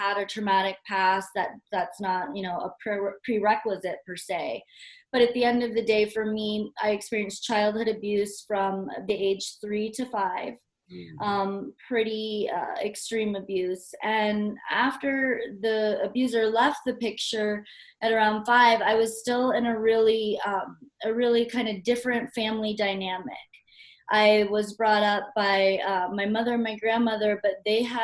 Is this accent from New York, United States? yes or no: no; Hawaii, United States; I grew up in Hawaii